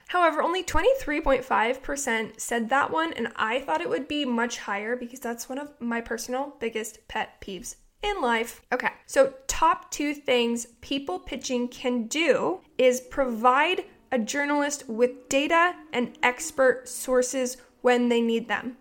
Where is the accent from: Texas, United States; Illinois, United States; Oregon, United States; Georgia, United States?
Oregon, United States; now in Ventura, United States; I'm from Oregon